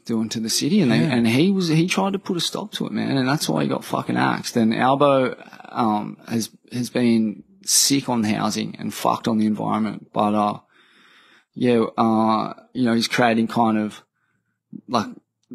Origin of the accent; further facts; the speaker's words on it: Australia; my hometown